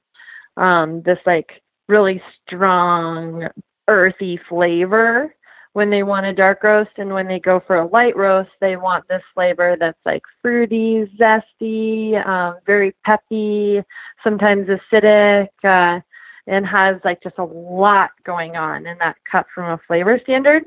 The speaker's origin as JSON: {"language": "English", "country": "Canada", "said": "I'm from Canada"}